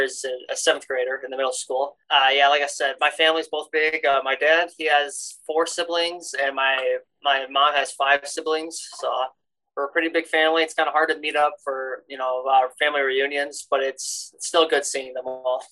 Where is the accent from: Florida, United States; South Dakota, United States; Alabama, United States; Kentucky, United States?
South Dakota, United States; Aberdeen; I am from Aberdeen, South Dakota.